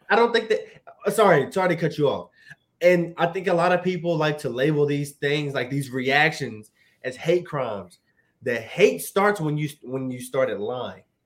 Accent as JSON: {"language": "English", "region": "Virginia", "country": "United States", "tie": "born or raised there", "said": "I'm from Virginia"}